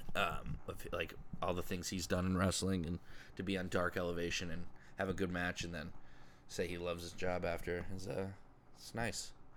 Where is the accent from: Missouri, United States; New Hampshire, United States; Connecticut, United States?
Connecticut, United States; town next to Bridgeport; the town over from my hometown where I grew up my entire life